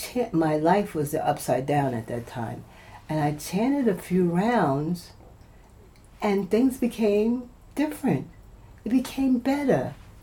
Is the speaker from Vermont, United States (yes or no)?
no; New York City, New York, United States; moved away; I'm originally from New York City.